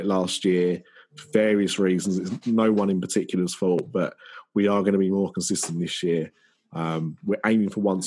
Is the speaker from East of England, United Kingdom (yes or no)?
yes; Essex, East of England, United Kingdom; I'm from Essex